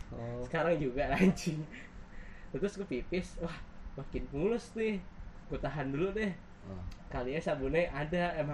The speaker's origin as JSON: {"language": "Indonesian", "region": "Java", "country": "Indonesia", "said": "gue gue gue kan dari Jawa kan"}